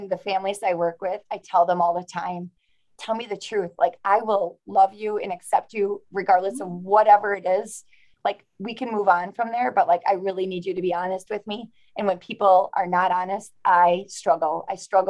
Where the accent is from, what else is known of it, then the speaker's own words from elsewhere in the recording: Wrightstown, Wisconsin, United States; Wrightstown, my hometown